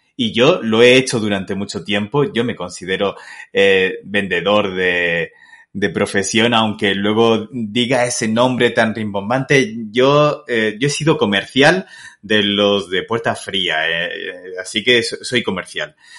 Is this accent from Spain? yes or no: yes; Castilla-La Mancha, Spain; also born or lived in Murcia, Spain; now in Guadalajara, Mexico; soy manchego, pero no, no estoy en Guadalajara de Castilla-La Mancha, estoy en México.